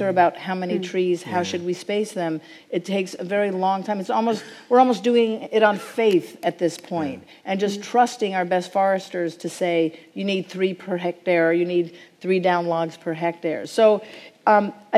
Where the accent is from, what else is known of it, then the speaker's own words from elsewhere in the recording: Pacific Northwest, United States; I come from the Pacific Northwest